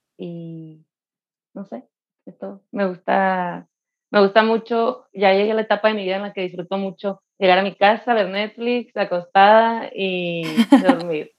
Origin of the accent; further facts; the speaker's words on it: Mexicali, Baja California, Mexico; soy de Mexicali